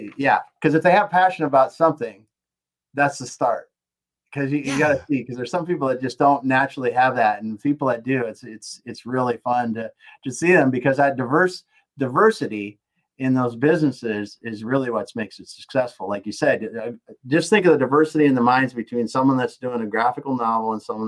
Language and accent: English; the Dakotas, United States; here I am from the Dakotas